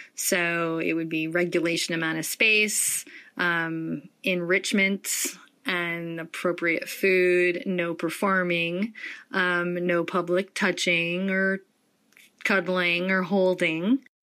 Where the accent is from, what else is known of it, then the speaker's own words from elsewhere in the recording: Detroit, Michigan, United States; moved away; a kid growing up in Detroit